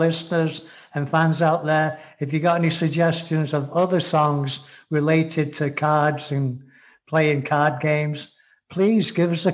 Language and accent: English; England, United Kingdom; as we say in England